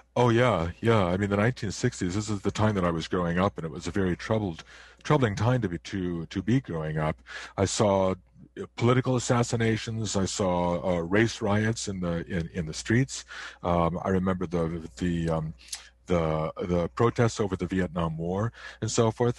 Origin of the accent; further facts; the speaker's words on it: near Chicago, Illinois, United States; now in Canada; I was born in the United States, not too far from Chicago